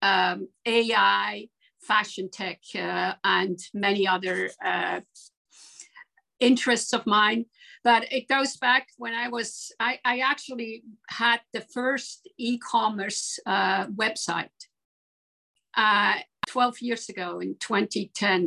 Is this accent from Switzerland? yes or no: yes; Switzerland; moved away; also born or lived in Aarau / New York; I grew up in Switzerland, and I was a nose for La Maison Firmenich in Geneva